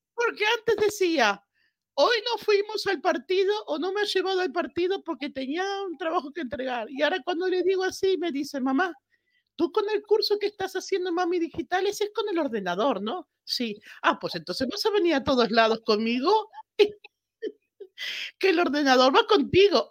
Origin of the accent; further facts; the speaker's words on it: Argentina; moved away as an adult; also born or lived in Buenos Aires, Argentina; now in Spain; nací en Argentina, aunque me adoptó España hace veintipico de años.